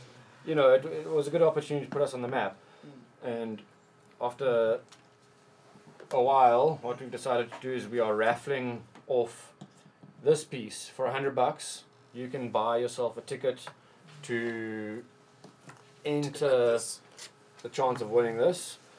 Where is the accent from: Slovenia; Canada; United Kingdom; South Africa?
South Africa; As a South African, you can't really...